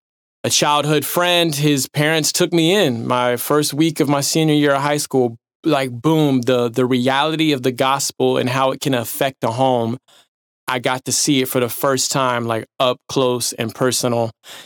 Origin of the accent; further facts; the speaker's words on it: Dallas, Texas, United States; I was raised around Dallas, Texas.